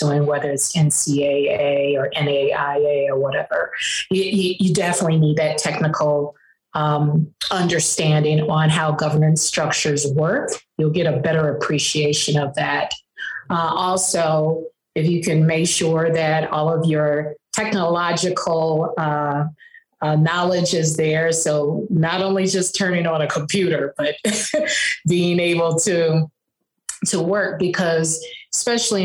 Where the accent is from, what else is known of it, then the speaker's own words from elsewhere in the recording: Chicago, Illinois, United States; moved away as an adult; also born or lived in East Coast; I am from Chicago, but I spent a lot of time on the East Coast in intercollegiate athletics